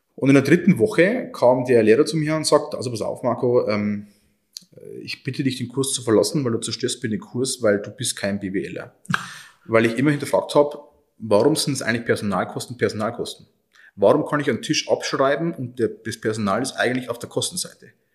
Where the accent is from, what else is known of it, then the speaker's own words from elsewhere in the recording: Oberviechtach, Bavaria, Germany; Oberfichtach ist meine Heimat